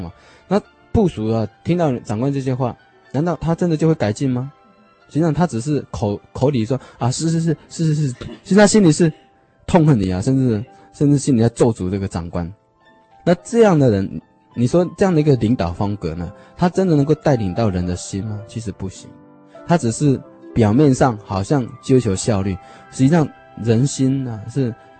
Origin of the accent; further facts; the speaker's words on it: China; 老子哈的哲学呢，就是我们中国人啊一个很独特的一种哲学方式